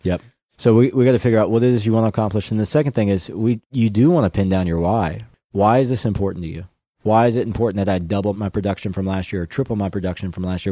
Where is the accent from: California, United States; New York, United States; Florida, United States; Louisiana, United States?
Louisiana, United States; Baton Rouge; now in Dallas, United States; I'm from Baton Rouge